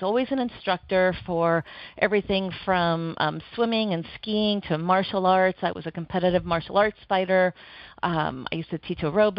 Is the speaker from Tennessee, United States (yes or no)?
no; Oregon, United States; And back growing up in Oregon at the time, I went to college up in Oregon, and it was in a recession